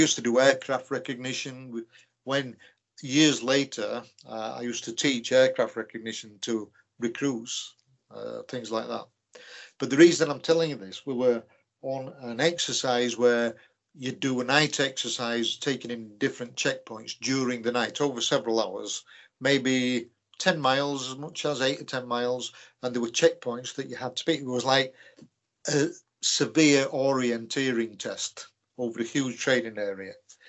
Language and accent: English; Leeds, Yorkshire and the Humber, United Kingdom; From Yorkshire.